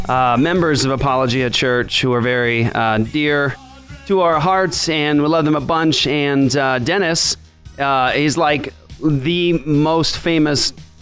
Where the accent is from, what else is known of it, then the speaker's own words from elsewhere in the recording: Japan; I grew up in Japan, and baseball is bigger in Japan than it is in the United States.